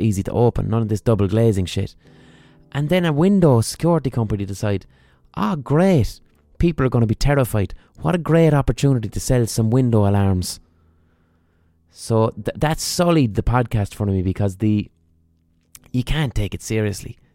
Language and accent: English; Ireland; as an Irish person